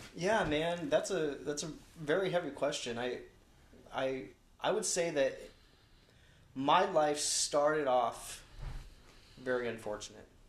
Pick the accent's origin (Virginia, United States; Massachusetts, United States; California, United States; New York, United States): California, United States; Long Beach; I was born in Long Beach